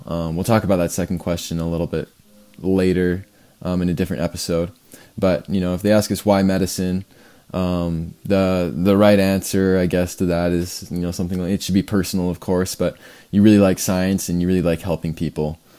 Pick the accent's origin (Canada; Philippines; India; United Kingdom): Canada; I'm from Canada